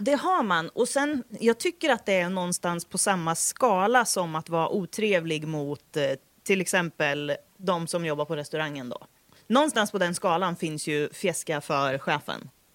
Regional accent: Degerfors, Örebro County, Sweden; jag är från Degerfors. Vi svetsar stål hela dagarna

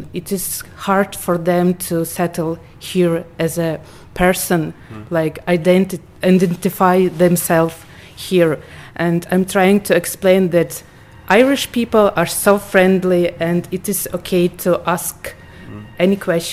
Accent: Ukraine; moved away as an adult; now in Wexford, Ireland; I came from Ukraine in April with two kids and one small bag.

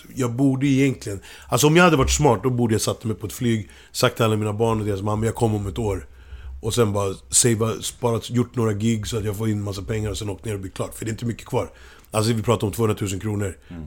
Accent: Kenya; now in Sweden; i min hemby

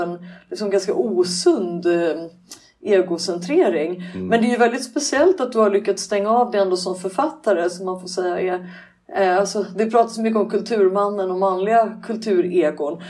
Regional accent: Sweden; Vi är svenskar

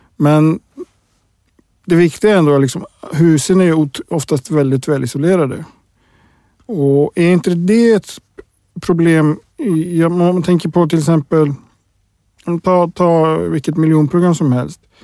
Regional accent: Iceland; moved away; jag kommer från Island

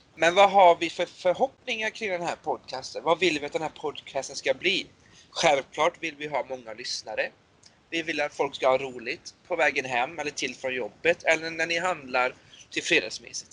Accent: Borås, Västra Götaland, Sweden; Jag är född och uppväxt i Borås.

